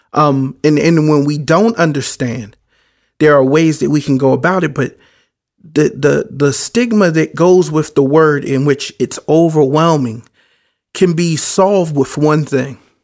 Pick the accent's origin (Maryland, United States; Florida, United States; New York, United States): Maryland, United States; Baltimore; I grew up in Baltimore.